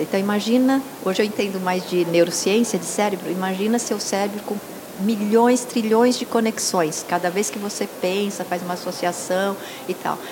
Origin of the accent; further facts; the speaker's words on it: São Paulo, Brazil; moved away as an adult; also born or lived in Pompéia, São Paulo; eu sou aqui de São Paulo, Massal também, mas nós mudamos com, muito cedo para o interior. E lá ficamos 23 anos pastoreando